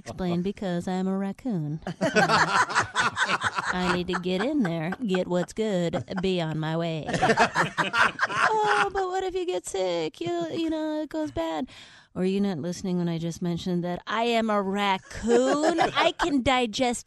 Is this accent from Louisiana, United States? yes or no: no; Minnesota, United States; now in Los Angeles, United States; I'm from Minnesota